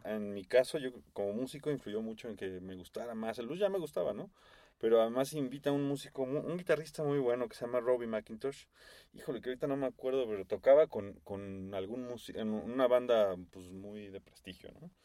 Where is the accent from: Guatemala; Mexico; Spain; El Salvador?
Mexico; fan from Mexico